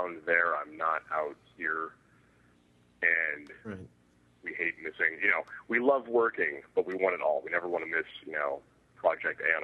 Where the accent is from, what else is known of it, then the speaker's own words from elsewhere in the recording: Riverside, California, United States; also born or lived in Los Angeles; I'm from Riverside initially, which is just in like an hour outside